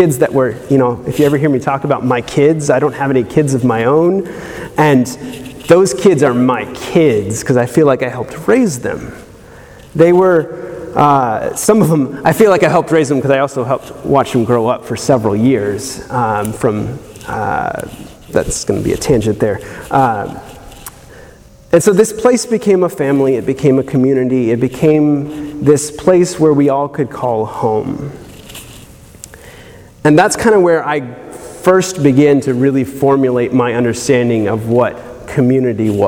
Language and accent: English; South Georgia, United States; coming from more or less semi-rural South Georgia